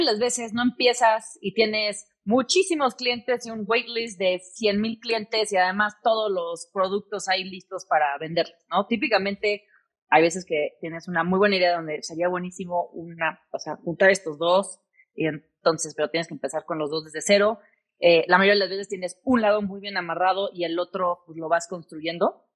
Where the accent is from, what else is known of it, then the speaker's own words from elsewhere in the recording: Mexico City, Mexico; moved away; also born or lived in United States; Mis papás, todos, toda mi familia es de aquí, de la Ciudad de México, soy sumamente mexicana